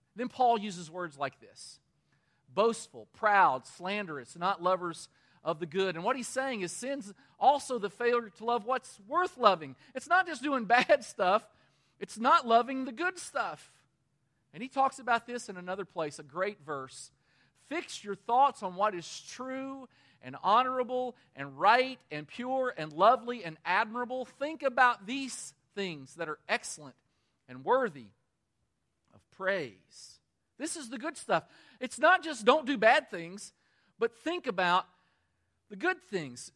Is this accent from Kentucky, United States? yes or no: yes; Danville, Kentucky, United States; my hometown of Danville, Kentucky